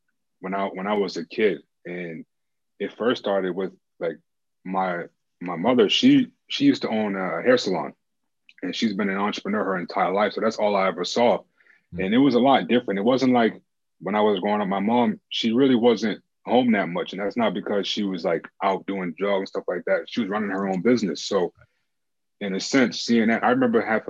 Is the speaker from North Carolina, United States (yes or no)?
no; Boston, Massachusetts, United States; I'm from Boston, Massachusetts